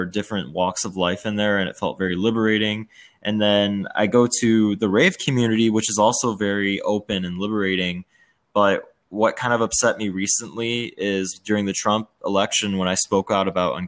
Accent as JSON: {"language": "English", "area": "suburb outside of Chicago", "region": "Illinois", "country": "United States", "tie": "born or raised there", "also_born_or_lived": "Washington, D.C.", "said": "I was born in DC, but then, you know, grew up in a suburb outside of Chicago that was pretty white"}